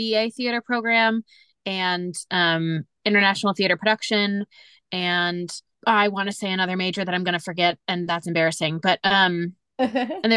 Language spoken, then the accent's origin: English; Lakewood, Ohio, United States; moved away as an adult; now in New York City, United States; I grew up in Lakewood, Ohio, which is the first suburb west of Cleveland, on Lake Erie